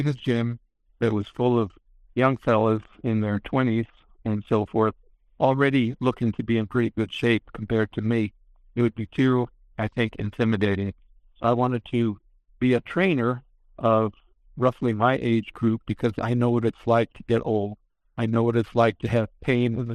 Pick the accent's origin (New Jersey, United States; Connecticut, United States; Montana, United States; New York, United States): New York, United States; I grew up in New York